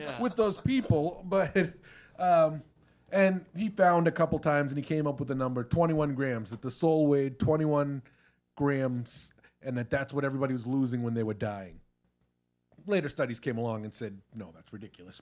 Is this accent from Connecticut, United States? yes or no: no; Randolph, Massachusetts, United States; we're from the South Shore, Massachusetts. Um, Jeff and I both grew up in Randolph